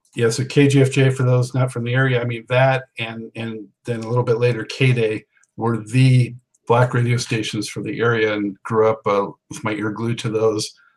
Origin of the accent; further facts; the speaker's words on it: Los Angeles, California, United States; moved away; I was from Los Angeles too, and when I lived out there